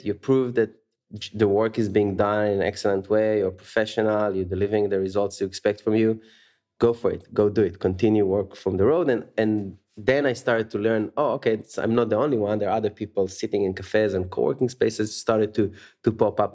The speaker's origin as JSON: {"language": "English", "town": "Tel Aviv", "region": "Tel Aviv District", "country": "Israel", "tie": "born or raised there", "also_born_or_lived": "San Francisco", "moved": "as an adult", "said": "born and raised in Tel Aviv, Israel, where I spent half my life"}